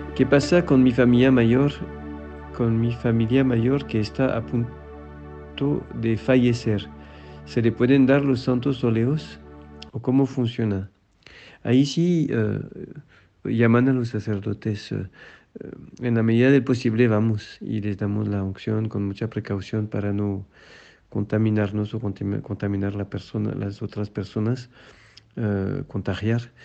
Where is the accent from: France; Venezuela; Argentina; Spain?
France; now in Mexico; en Francia, en mi tierra